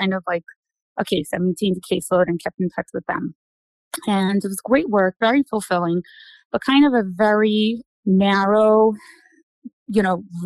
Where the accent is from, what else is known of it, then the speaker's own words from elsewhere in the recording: New York City, New York, United States; I'm originally from Brooklyn, good old Brooklyn, New York. Grew up there